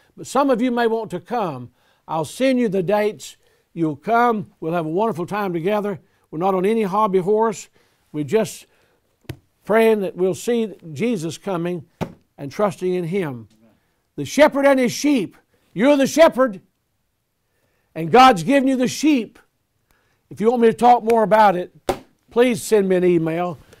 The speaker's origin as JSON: {"language": "English", "town": "Selma", "region": "Alabama", "country": "United States", "tie": "born or raised there", "said": "I was born in Selma, Alabama"}